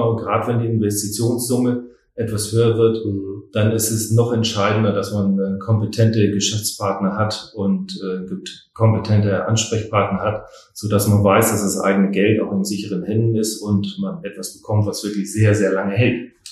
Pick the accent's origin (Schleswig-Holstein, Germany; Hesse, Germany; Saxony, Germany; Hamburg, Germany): Hamburg, Germany; now in Schwerin, Germany; und bin Hamburger und mich hat es halt nach Schwerin verschlagen.